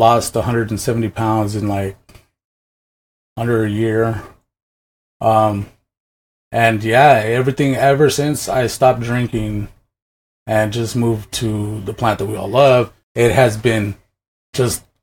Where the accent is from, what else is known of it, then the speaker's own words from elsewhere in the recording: Washington, United States; I'm originally from Washington